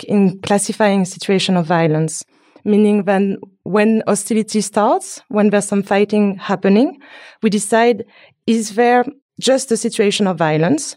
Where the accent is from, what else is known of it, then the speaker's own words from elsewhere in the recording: France; I'm from France, but my family is from Haiti